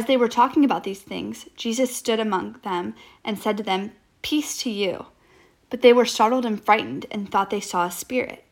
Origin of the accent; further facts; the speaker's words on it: Jacksonville, Florida, United States; I'm a junior from Jacksonville, Florida